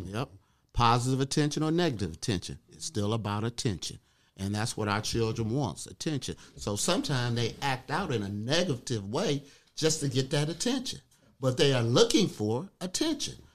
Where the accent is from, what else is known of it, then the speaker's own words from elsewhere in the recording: Detroit, Michigan, United States; I'm from Detroit